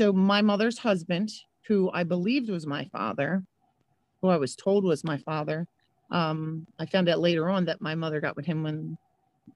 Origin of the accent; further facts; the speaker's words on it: Philadelphia, Pennsylvania, United States; moved away as an adult; now in West Deptford, New Jersey, United States; I grew up in South Philadelphia with my mother, her husband, and my 7 siblings